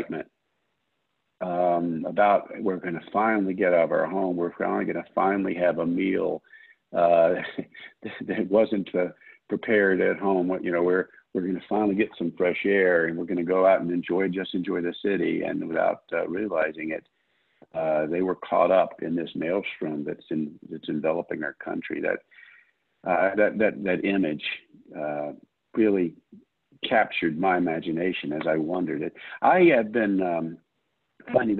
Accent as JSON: {"language": "English", "country": "United States", "said": "I am an American"}